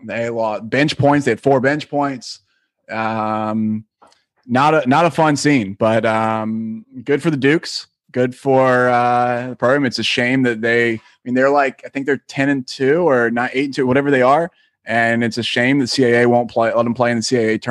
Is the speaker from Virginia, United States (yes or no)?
yes; Virginia, United States; Virginia James Madison. For those that don't know, my hometown team